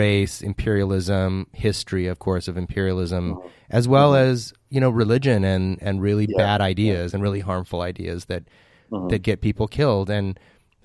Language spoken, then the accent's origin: English; Pasadena, California, United States; I'm running for city council in my hometown of Pasadena